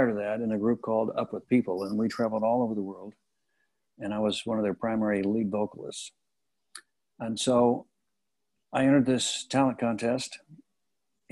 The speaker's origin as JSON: {"language": "English", "town": "Kansas City", "country": "United States", "moved": "yes", "said": "I said, Kansas City."}